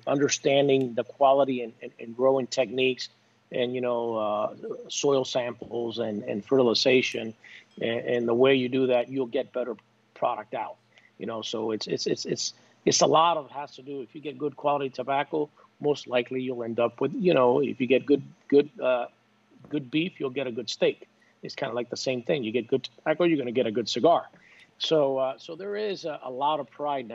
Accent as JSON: {"language": "English", "town": "Tampa", "region": "Florida", "country": "United States", "tie": "born or raised there", "said": "I grew up in Tampa. I played for Tampa Jesuit"}